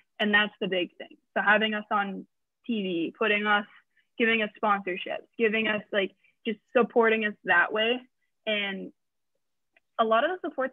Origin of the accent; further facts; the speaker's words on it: Windsor, Ontario, Canada; moved away as an adult; also born or lived in Toronto area; now in Hamilton, Canada; I'm from Windsor. I live in like the Toronto area now, recently in Hamilton, but I born and raised in Windsor, so border city